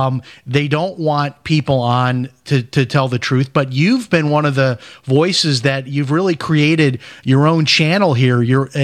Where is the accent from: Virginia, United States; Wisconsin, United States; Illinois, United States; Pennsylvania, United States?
Illinois, United States; Chicago; I know where South Bend is. I grew up in Chicago, but I always enjoyed that visit.